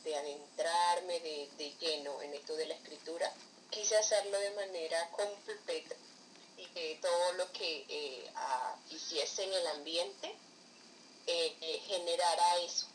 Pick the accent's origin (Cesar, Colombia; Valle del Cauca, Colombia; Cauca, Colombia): Cesar, Colombia; Valledupar; soy de Colombia, soy de Valledupar, Colombia.